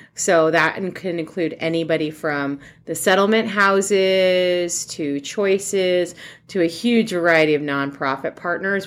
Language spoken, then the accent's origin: English; New York, United States; moved away as an adult; now in Columbus, United States; I'm actually originally from New York